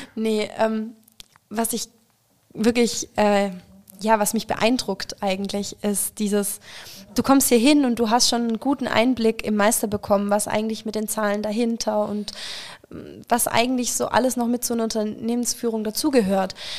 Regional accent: Stuttgart area, Baden-Württemberg, Germany; ich komme aus der Stuttgarter Ecke tatsächlich

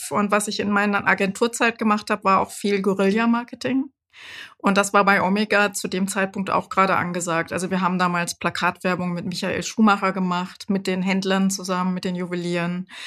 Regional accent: Frankfurt, Hesse, Germany; dann hier in Frankfurt, ich bin ja ein Frankfurter Kind, habe ich äh, Psychologie studiert

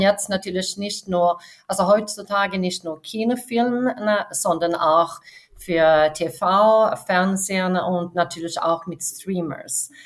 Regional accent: Varberg, Halland County, Sweden; Ich bin an der Westküste in Schweden aufgewachsen, äh, mhm. südlich von Göteborg. Äh, mhm. es ist so eine kleine Stadt, Warburg, und ich war nicht in der Stadt aufgewachsen, sondern außerhalb

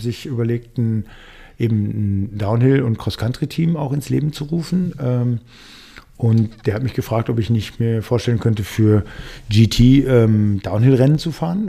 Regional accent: Dortmund, North Rhine-Westphalia, Germany; moved away as an adult; now in Munich, Germany; ich komme aus, also bin gebürtig in Dortmund groß geworden

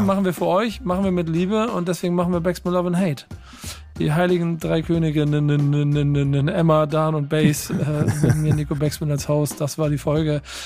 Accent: Hamburg, Germany; ich als Hamburger

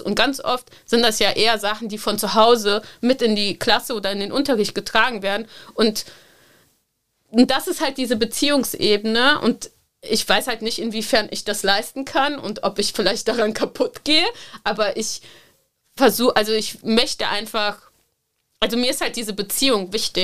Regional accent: Cologne, North Rhine-Westphalia, Germany; ich bin in Köln-Korwal aufgewachsen

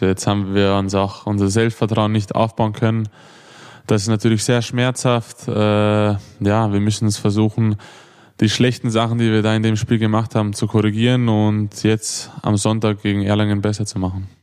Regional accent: Vienna, Austria; accent: Viennese; moved away as an adult; also born or lived in Hannover; now in Melsungen, Germany; bin ja eigentlich in Wien geboren

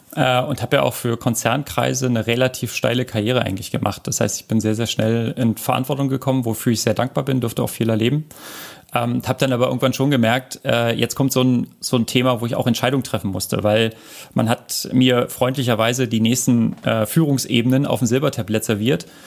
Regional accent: Berlin, Germany; ich komme ja aus Berlin

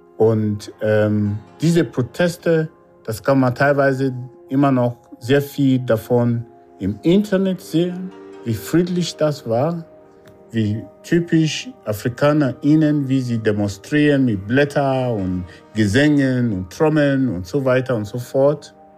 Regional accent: Nigeria; moved away as an adult; now in Germany; Ich komme aus Nigeria, bin 56 Jahre alt, lebe in Deutschland seit über drei Jahrzehnten

